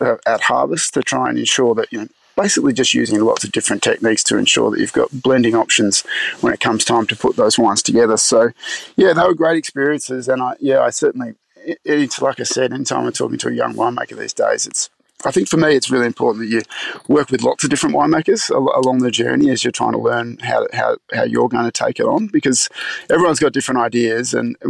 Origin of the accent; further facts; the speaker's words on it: Melbourne, Victoria, Australia; I grew up in Melbourne, and so I wanted to study on campus if possible.